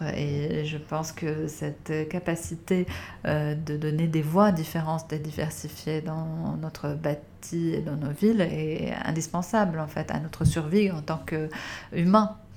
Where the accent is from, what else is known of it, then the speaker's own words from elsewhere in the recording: Beirut, Beirut Governorate, Lebanon; j'ai grandi à Beyrouth